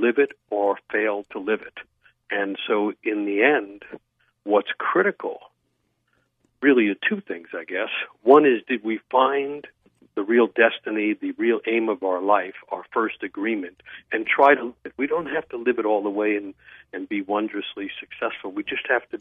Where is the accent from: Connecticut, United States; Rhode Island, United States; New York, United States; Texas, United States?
New York, United States; New York City; I grew up in New York City